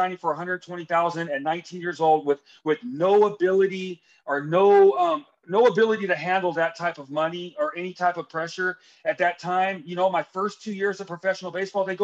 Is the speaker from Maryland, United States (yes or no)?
no; Hesperia, California, United States; I grew up in Hesperia, California